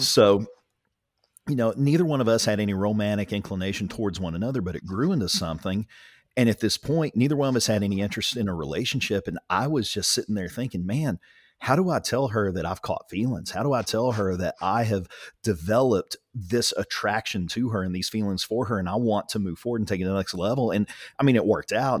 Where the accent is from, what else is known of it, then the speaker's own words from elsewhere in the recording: Ringling, Oklahoma, United States; I grew up in Ringling